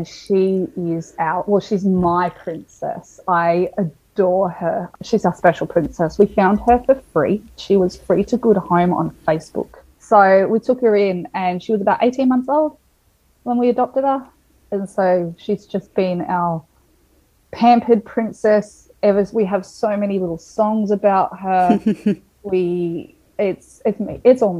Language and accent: English; Melbourne, Victoria, Australia; moved away as an adult; also born or lived in Townsville; we're originally from Melbourne